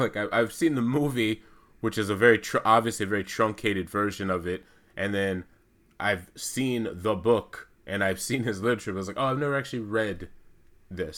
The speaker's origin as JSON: {"language": "English", "country": "United States", "said": "I'm American. I'm Black American"}